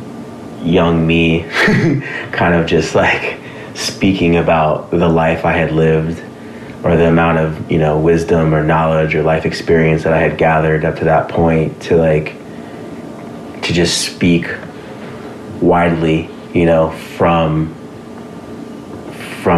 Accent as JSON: {"language": "English", "town": "Los Angeles", "region": "California", "country": "United States", "tie": "born or raised there", "said": "I grew up in the valley, you know, I grew up in Sun Valley"}